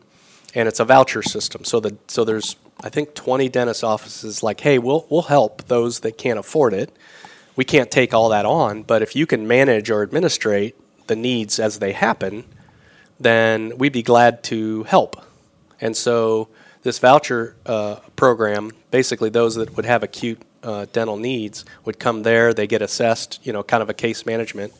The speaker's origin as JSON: {"language": "English", "region": "Michigan", "country": "United States", "also_born_or_lived": "Indianapolis, Indiana", "moved": "as an adult", "lives_now": "Winona Lake, United States", "said": "I was from Michigan."}